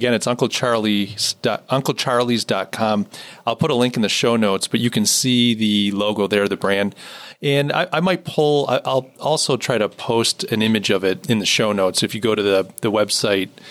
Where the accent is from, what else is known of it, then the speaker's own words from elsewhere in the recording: New York, United States; as a New Yorker